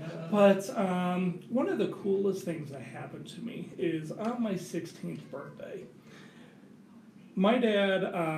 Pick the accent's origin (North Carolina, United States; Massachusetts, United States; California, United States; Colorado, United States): Colorado, United States; Colorado Springs; also born or lived in Detroit, Michigan; So, I grew up in Colorado Springs.